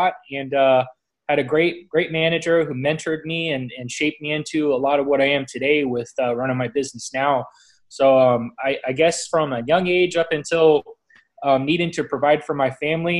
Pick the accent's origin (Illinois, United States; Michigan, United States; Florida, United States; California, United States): Florida, United States; Southwest; as a kid growing up here, I was in Boy Scouts growing up